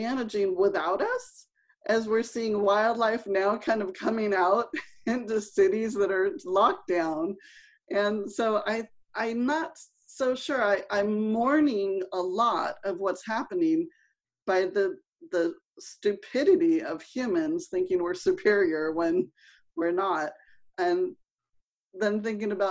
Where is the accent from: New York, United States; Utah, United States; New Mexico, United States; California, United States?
California, United States; Los Angeles; I grew up in Los Angeles